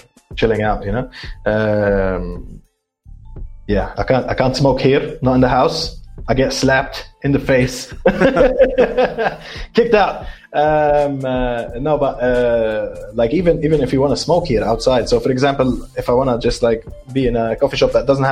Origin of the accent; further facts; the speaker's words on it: Lebanon; moved away; my hometown in Lebanon